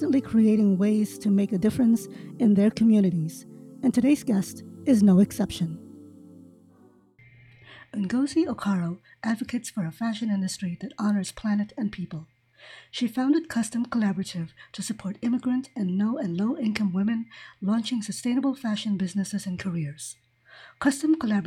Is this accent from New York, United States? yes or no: yes; New York City, New York, United States; moved away; growing up in the city